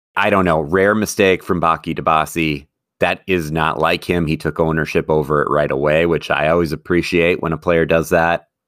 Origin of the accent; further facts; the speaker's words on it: Wisconsin, United States; moved away; growing up in Wisconsin